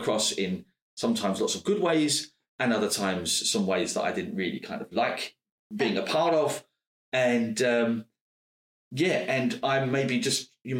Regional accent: England, United Kingdom; moved away as an adult; now in Denmark; we're both from England.

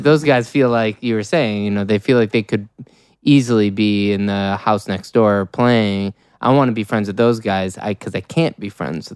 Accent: Deerfield, Illinois, United States; I grew up in the eighties and nineties in Chicago

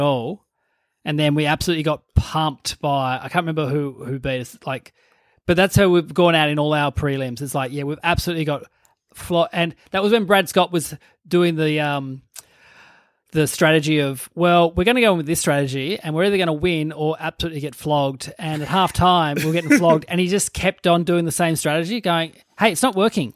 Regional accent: Burnie, Tasmania, Australia; moved away; I'm from Burnie.

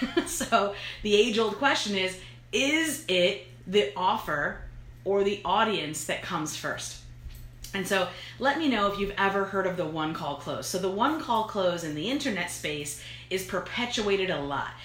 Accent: New York, United States; I'm from New York

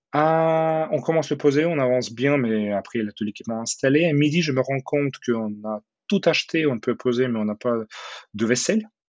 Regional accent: Odesa, Odesa Oblast, Ukraine; French is a second language; moved away as an adult; also born or lived in Kyiv, Ukraine / Moscow, Russia / Seattle, United States; now in Paris, France; Je viens d'Odessa, qui est une très belle ville en Ukraine, au bord euh, de la mer Noire, une ville que j'adore

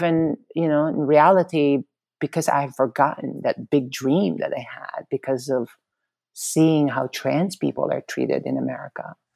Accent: Philippines; moved away as an adult; now in United States; being born and raised in the Philippines, uh, growing up there

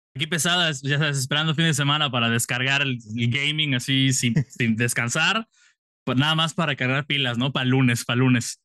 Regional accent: Morelos, Mexico; also born or lived in Yucatán; yo soy de Morelos, mi familia realmente es de Yucatán, pero ahorita estamos viviendo en Morelos

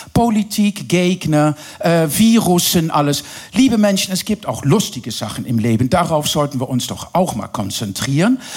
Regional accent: Netherlands; German is a second language; now in Berlin, Germany; Ich bin Holländerin

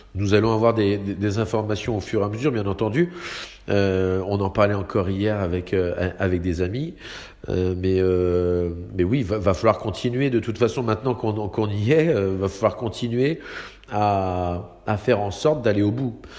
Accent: Saint-Malo, Brittany, France; je suis né à Saint-Malo. je travaille à Saint-Malo sur le domaine maritime

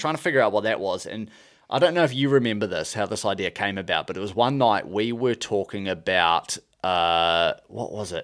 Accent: New Zealand; moved away as an adult; also born or lived in Scotland; I'm from New Zealand

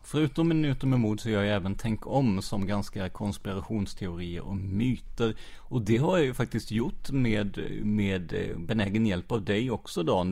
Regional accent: Rödeby, Blekinge, Sweden; also born or lived in Karlskrona; jag är ju uppvuxen i, i Rödeby

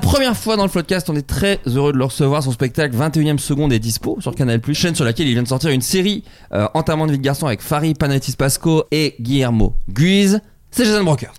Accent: Champagne-Ardenne, Grand Est, France; je suis de Champagne-Ardenne

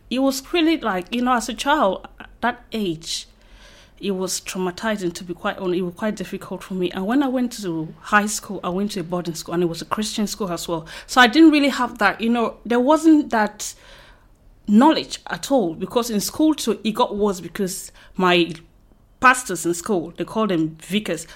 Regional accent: Cameroon; moved away as an adult; now in United Kingdom; from Cameroon

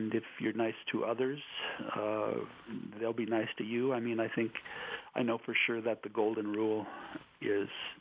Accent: South Dakota, United States; moved away; I'll say, South Dakota.

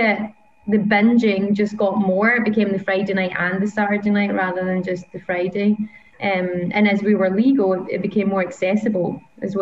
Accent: Paisley, Scotland, United Kingdom; now in Australia; growing up in Scotland, and I'm from a little town called Paisley, which is just outside of Glasgow

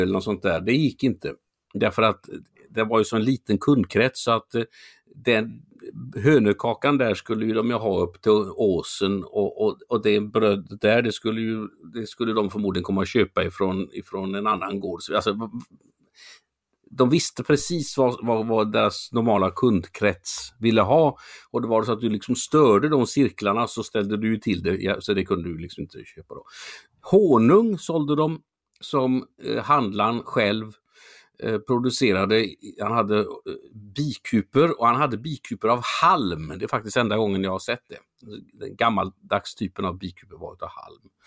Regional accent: Mölnlycke, Västra Götaland, Sweden; also born or lived in Gothenburg; Jag är född i Göteborg. Jag är uppvuxen utanför Göteborg, i Mölnlycke.

